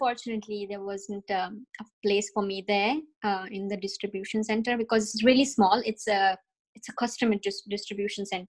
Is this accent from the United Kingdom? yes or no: no; India; moved away as an adult; also born or lived in New Jersey, United States; now in Canada; I come from India.